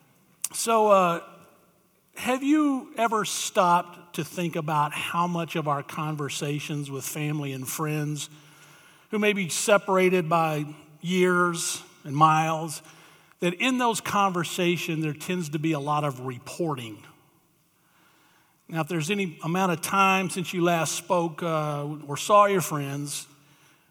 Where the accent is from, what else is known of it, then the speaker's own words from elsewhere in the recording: Tennessee, Alabama area, the South, United States; moved away as an adult; I grew up in the South, Tennessee, Alabama area